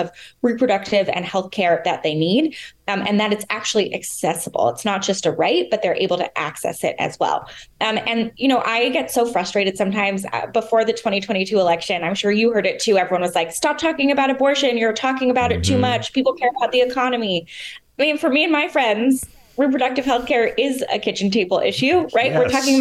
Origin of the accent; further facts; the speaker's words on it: California, United States; being a Californian